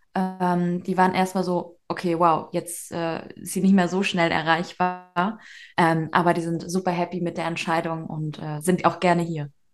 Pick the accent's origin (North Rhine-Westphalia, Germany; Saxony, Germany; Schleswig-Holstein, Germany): Schleswig-Holstein, Germany; moved away as an adult; now in Denmark; Wir kommen aus Schleswig-Holstein